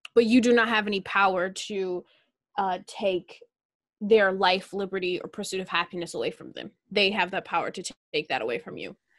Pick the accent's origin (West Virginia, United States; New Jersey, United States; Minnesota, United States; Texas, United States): Minnesota, United States; I'm from Minnesota